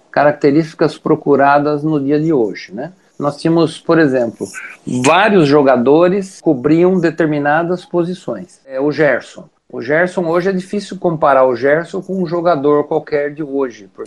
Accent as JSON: {"language": "Portuguese", "country": "Brazil", "said": "E graças a Deus a gente é brasileiro, né?"}